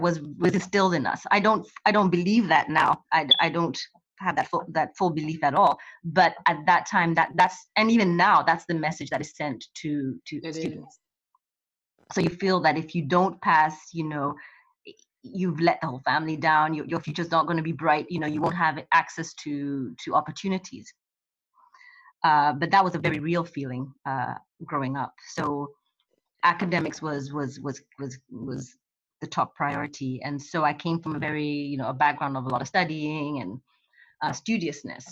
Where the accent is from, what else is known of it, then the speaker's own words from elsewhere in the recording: Kenya; moved away as an adult; I grew up in Kenya and I came here when I was 18, 19 to go to college.